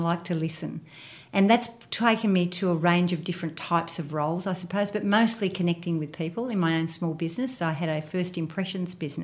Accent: Fairfield, New South Wales, Australia; accent: Western Suburbs twang; I was born in Fairfield and I went to school there as well, primary and high school.

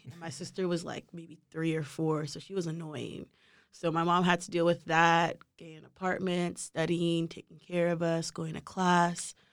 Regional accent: Houston, Texas, United States; born there; So, I moved around a lot growing up. I was born in Houston

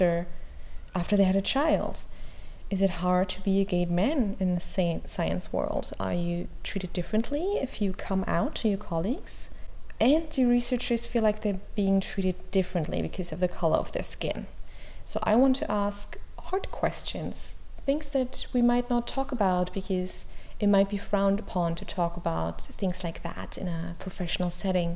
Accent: Germany; English is a second language; Maybe you already heard my accent. I'm not English, I'm not American, I'm actually from Germany, I'm currently based in Berlin.

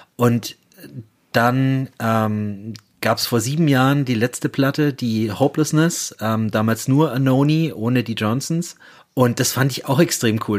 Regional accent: Germany; als Piefke, der ich bin

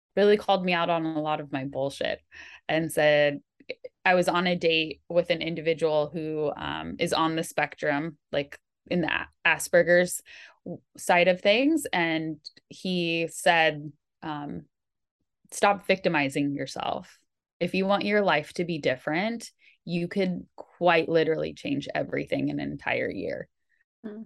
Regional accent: Bay Area, California, United States; growing up in the Bay Area of California, where you're really fortunate to be surrounded by so many amazing institutions

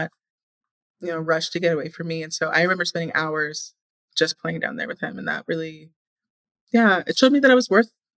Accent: Indiana, United States; because I remember every summer growing up in Indiana, we would get our bikes, like we would bike around all day.

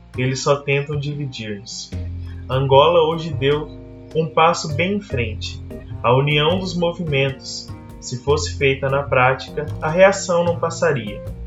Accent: Brazil

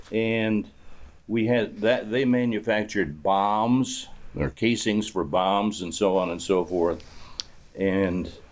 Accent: Albion, Michigan, United States; moved away as an adult; also born or lived in Battle Creek, Michigan; I was born and raised in Albion

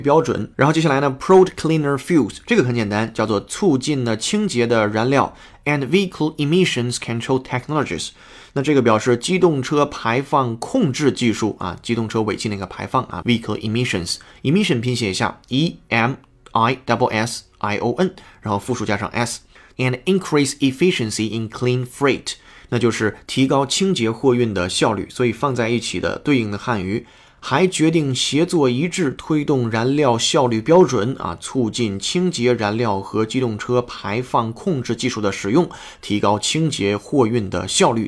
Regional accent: China; 我们中国人

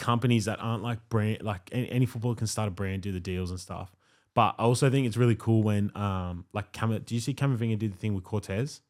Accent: Blue Mountains, New South Wales, Australia; I'm from the Blue Mountains

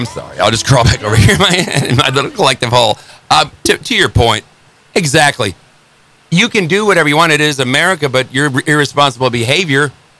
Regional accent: Northern Illinois, United States; I grew up in Northern Illinois. There ain't a lot up there past Chicago, and there's nothing but cornfields, and every bar, every town has a little tavern.

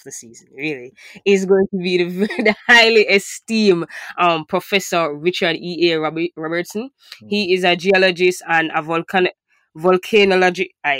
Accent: Jamaica; for many Jamaicans, this is like far out of our reach. We don't have volcanic activity in our country

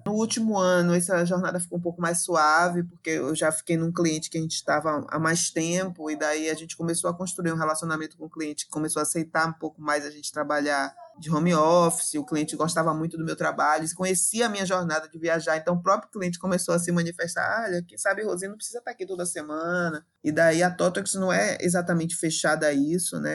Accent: Salvador, Bahia, Brazil; Eu sou bem aqui dessa região de Salvador e do entorno da região metropolitana. Cresci em bairro popular

